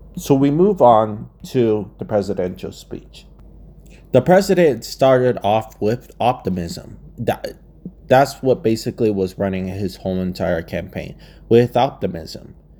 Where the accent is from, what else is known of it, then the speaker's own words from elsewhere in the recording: Arizona, United States; my home state of Arizona